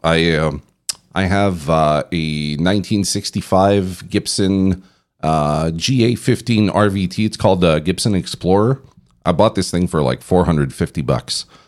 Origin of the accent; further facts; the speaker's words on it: Canada; now in Belgium; I'm from Canada